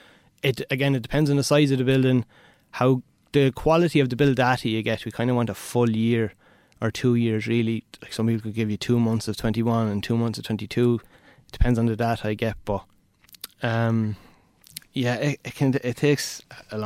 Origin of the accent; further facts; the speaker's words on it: Roscrea, Munster, Ireland; moved away as an adult; also born or lived in Waterford; I'm originally from Tipperary, Rosscrea